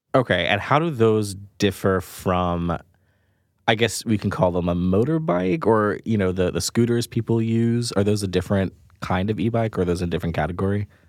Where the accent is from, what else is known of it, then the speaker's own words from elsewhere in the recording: New York City, New York, United States; I grew up in Jamaica, Queens, in my grandmother's small two story house by the airport